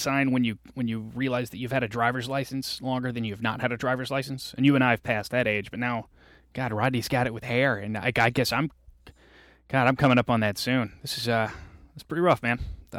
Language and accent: English; Northeast Louisiana, United States; we come from Northeast Louisiana